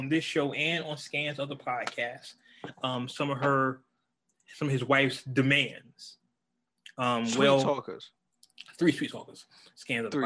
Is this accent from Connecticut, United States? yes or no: no; California, United States; I am from California